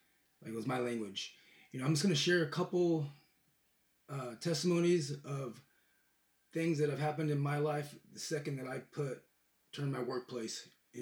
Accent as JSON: {"language": "English", "town": "Bakersfield", "region": "California", "country": "United States", "moved": "as an adult", "lives_now": "Tennessee, United States", "said": "I'm from Bakersfield, California"}